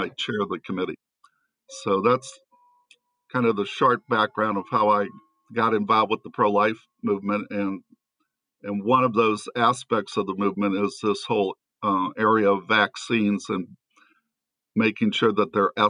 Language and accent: English; St. Louis, Missouri, United States; I'm originally from St. Louis.